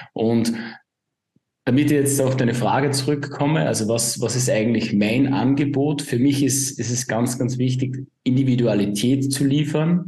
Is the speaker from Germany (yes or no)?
no; Upper Austria, Austria; komme aus dem wunderschönen Oberösterreich. Man hört es vielleicht auch ein bisschen an meinen Akzent.